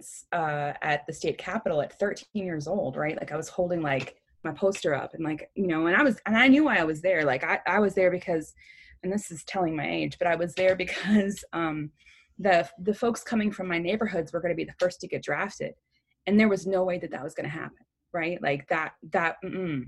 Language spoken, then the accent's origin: English; Chicago, Illinois, United States; I grew up, I'm originally from Chicago, Illinois, and not the suburbs. I'm originally from Humboldt Park